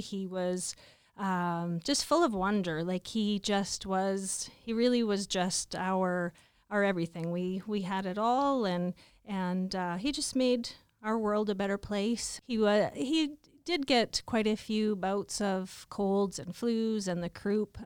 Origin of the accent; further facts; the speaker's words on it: Stoughton, Saskatchewan, Canada; also born or lived in Regina / White City; I was born in Regina. I was raised in um, Stoughton, an hour and a half uh, southeast of Regina. Um, raised on a farm.